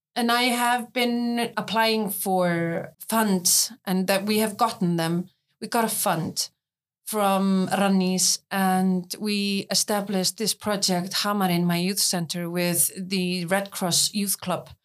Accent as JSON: {"language": "English", "town": "Hafnarfjörður", "region": "Capital Region", "country": "Iceland", "tie": "born or raised there", "said": "I am running youth centers and counseling centers in my hometown of Hafnarfjörður"}